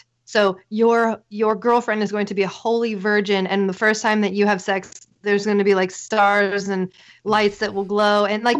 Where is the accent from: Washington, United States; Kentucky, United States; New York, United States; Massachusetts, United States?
Washington, United States; Seattle; moved away; I grew up around Seattle. And so it's weird, hippies, weirdos.